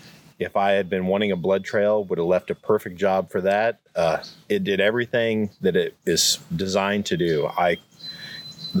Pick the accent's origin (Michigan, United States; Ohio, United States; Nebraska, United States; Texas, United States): Nebraska, United States; Hyannis; I grew up in western Nebraska in a little tiny town called Hyannis